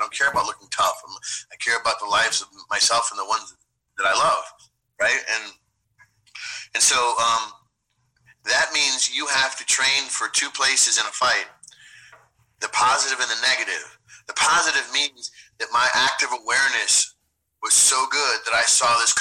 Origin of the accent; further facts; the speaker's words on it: Chicago Heights, Illinois, United States; I'm from Chicago Heights, Illinois